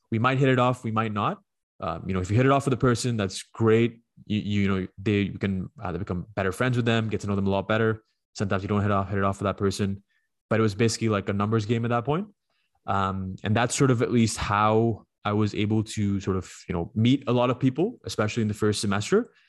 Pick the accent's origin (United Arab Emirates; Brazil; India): United Arab Emirates; Dubai; let's say you're like you're from Vaughan and I say I'm from Dubai.